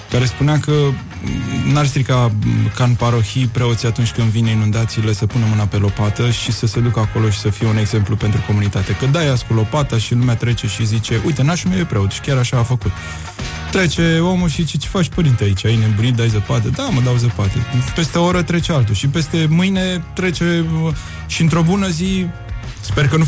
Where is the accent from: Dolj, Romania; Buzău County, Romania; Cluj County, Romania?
Buzău County, Romania